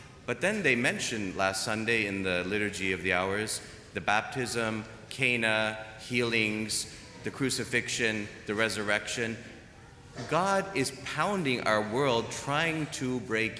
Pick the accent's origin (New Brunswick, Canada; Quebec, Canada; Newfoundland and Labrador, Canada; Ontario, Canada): Ontario, Canada; Toronto; moved away; also born or lived in Germany; I'm from Toronto. We have snow.